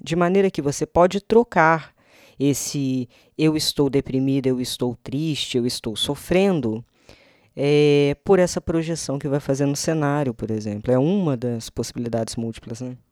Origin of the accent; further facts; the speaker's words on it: Minas Gerais, Brazil; moved away; minha terrinha natal